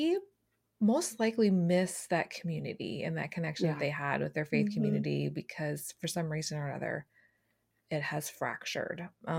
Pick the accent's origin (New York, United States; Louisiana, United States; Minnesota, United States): Minnesota, United States; I grew up in Minnesota, so I understand.